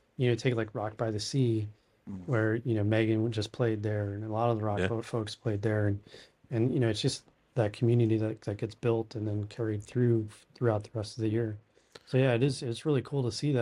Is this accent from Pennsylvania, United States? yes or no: yes; Allentown, Pennsylvania, United States; moved away as an adult; now in Appleton, United States; I'm originally from Allentown